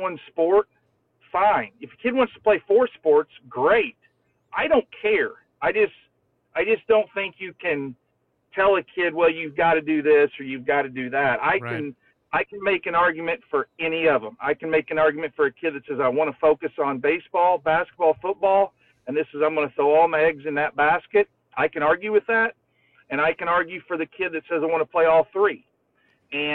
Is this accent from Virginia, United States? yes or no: no; Floyds Knobs / New Albany area, Indiana, United States; I was 10 minutes from the University of Louisville